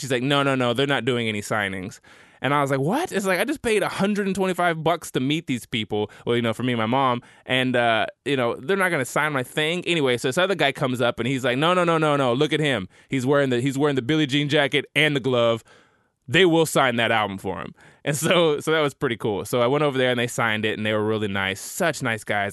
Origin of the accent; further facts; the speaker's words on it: Tulsa, Oklahoma, United States; my hometown of Tulsa